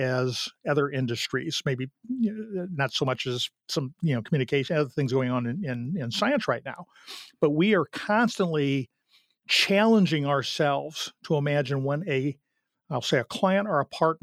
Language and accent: English; St. Louis, Missouri, United States; I grew up in St. Louis